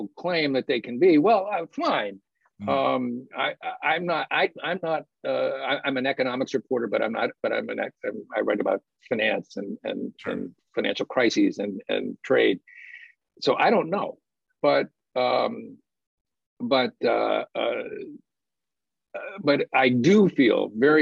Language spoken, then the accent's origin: English; United States; as an American citizen